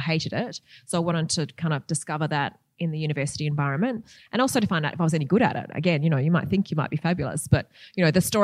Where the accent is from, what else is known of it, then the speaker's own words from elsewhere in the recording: Perth, Western Australia, Australia; I'm from Perth